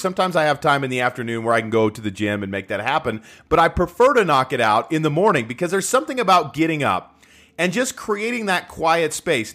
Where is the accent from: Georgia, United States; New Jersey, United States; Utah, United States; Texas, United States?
Utah, United States; I'm from Utah